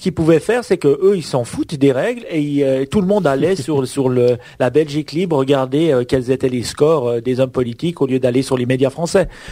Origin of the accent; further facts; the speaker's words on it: Switzerland; chez nous en Suisse on a on a Swisscom